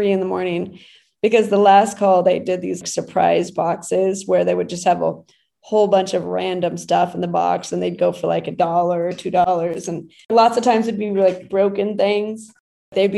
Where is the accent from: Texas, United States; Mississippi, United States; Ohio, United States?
Texas, United States; Brownsville; moved away as an adult; now in New York, United States; I was raised in Brownsville, Texas